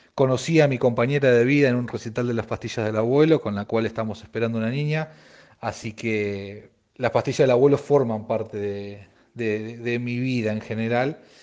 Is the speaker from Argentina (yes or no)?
yes; Mar del Plata, Buenos Aires Province, Argentina; soy de Mar del Plata